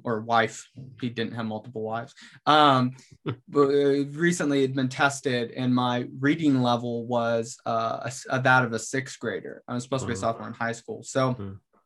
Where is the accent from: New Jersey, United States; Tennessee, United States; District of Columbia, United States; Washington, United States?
Washington, United States; I'm originally from Washington State